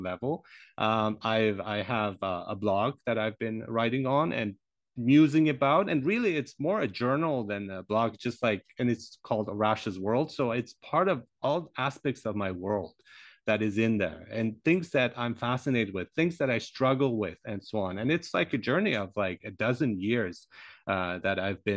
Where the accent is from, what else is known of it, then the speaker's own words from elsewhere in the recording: Germany; also born or lived in Iran; I grew up in Germany